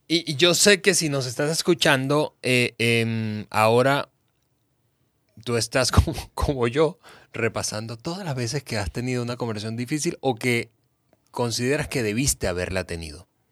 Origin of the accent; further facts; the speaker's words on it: Mexico; yo crecí, que nací, crecí en América Latina